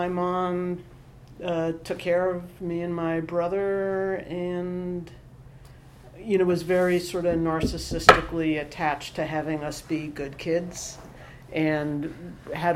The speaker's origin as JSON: {"language": "English", "town": "New York City", "region": "New York", "country": "United States", "tie": "born or raised there", "also_born_or_lived": "Boston", "said": "So I was born in New York City. I grew up in Stuyvesant Town, which is a small middle-class housing development on the east side of Manhattan"}